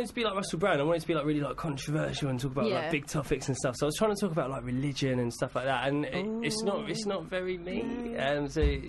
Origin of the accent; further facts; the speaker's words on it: Stevenage, East of England, United Kingdom; moved away as an adult; now in London, United Kingdom; I'm from just outside in Stevenage.